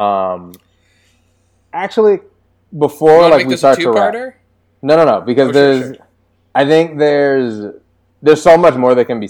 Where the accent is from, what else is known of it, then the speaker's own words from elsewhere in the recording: Washington, District of Columbia, United States; I'm from DC